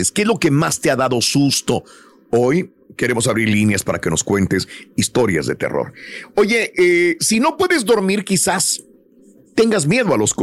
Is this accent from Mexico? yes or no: yes; Mexico; realmente yo cuando pequeño Allá en México vivía en un, en un tramo allá en las montañas